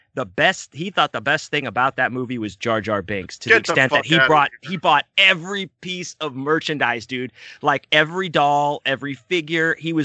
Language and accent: English; Texas, United States; I'm from Texas.